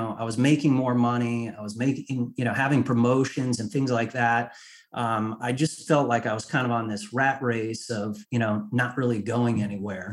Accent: Connecticut, United States; moved away as an adult; also born or lived in Washington, D.C.; I was raised in Connecticut in a middle-class family

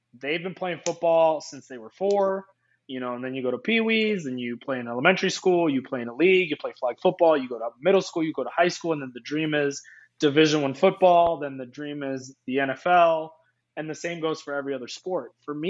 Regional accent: East Coast, United States; also born or lived in Iceland; I've lived in the East Coast. I grew up in the East Coast. And then I left, I lived in Europe. And Iceland became my home, man.

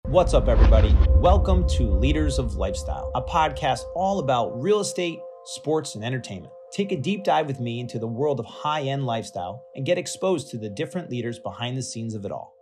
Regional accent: New Paltz, New York, United States; I'm from New Paltz

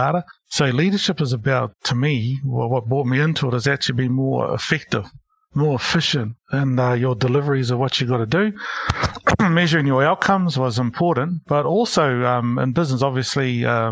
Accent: Porirua, Wellington, New Zealand; moved away as an adult; also born or lived in Christchurch / Hamilton; now in Auckland, New Zealand; I grew up in Porirua, Wellington

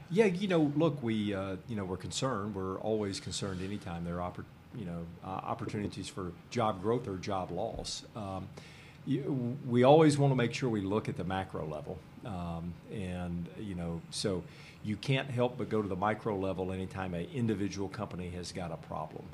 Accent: Nashville, Tennessee, United States; now in Columbus, United States; I'm from originally from Nashville

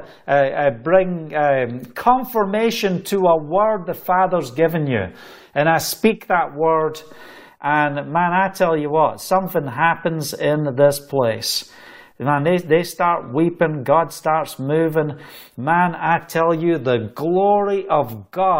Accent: Scotland, United Kingdom; accent: Scottish; in my Scottish accent

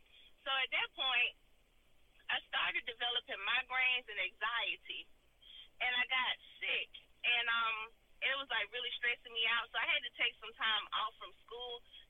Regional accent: Bessemer, Alabama, United States; I grew up in a community called Muscoda, which is in Bessemer, Alabama. And let me tell you about Muscoda. Muscoda is a really tight-knit community, and it's like everyone there is family.

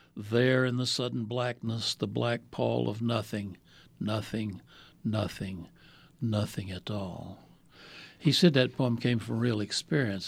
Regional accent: Winston-Salem, North Carolina, United States; also born or lived in Mooresville, North Carolina / White Sulphur Springs, West Virginia; we moved to Winston-Salem, which I think about as my hometown now because I finished elementary school there and high school

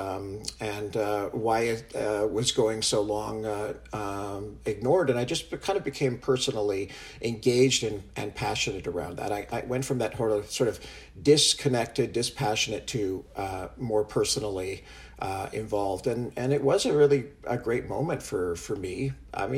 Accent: Canada; moved away as an adult; also born or lived in San Francisco, United States / Santa Fe, United States; I'm originally from Canada. I grew up here and went to school here

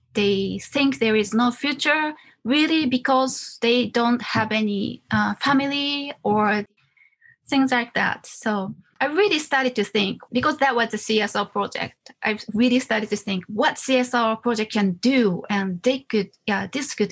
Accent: Wakayama, Japan; moved away as an adult; also born or lived in Osaka; I'm from Wakayama Prefecture. I was born in a very small Inaka countryside and grew up

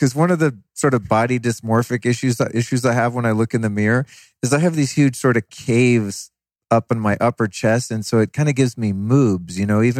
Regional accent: United States; Otherwise, I'm an American listener.

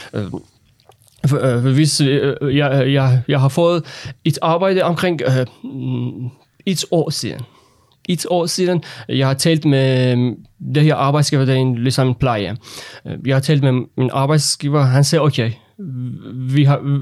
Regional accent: Iran; Danish is a second language; moved away as an adult; also born or lived in Lolland, Denmark; now in Denmark; Jeg er en autoriseret læge fra Iran, og jeg har fem år erfaring med, at arbejde som læge i Iran

